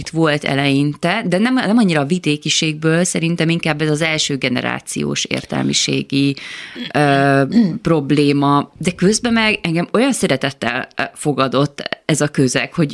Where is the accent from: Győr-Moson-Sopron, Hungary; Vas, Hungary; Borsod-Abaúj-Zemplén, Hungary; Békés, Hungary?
Győr-Moson-Sopron, Hungary; Győr; moved away as an adult; Én 19 um, voltam, amikor elköltöztem Győrből, először Veszprémbe mentem, ami szerintem egy nagyon jó dobbantó volt nekem.